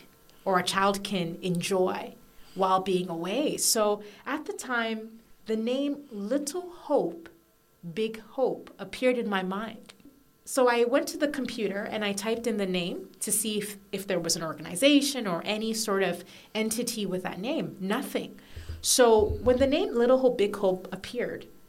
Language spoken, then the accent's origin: English; Canada; moved away as an adult; also born or lived in Ghana (parents); now in Gold Coast, Australia; I was born in Canada, but my parents are from Ghana and West Africa.